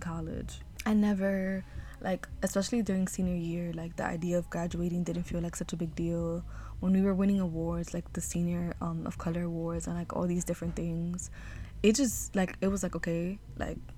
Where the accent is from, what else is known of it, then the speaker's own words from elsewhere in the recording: New York City, New York, United States; growing up in New York City, growing up in Harlem